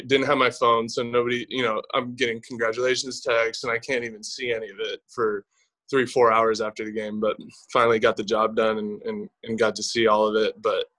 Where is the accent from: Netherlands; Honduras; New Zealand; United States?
United States; California; Honestly, I was just kind of a Bay Area fan. Like, same thing with the Niners and the Raiders.